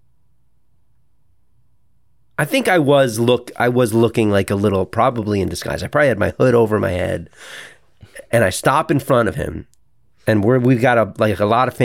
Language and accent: English; New York, United States; we're from New York and we're fucking Florida people